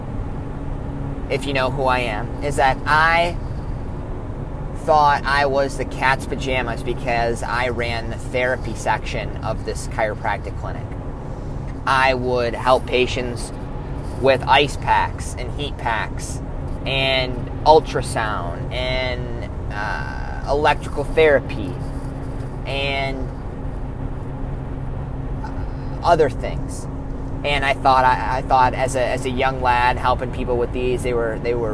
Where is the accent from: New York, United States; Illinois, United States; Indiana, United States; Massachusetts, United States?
Illinois, United States; I am from Shanahan, Illinois, which is a suburb outside of Chicago.